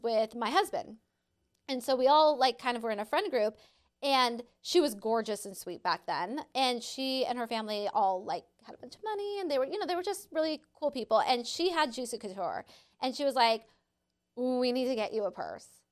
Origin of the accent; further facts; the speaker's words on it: San Diego, California, United States; I grew up in San Diego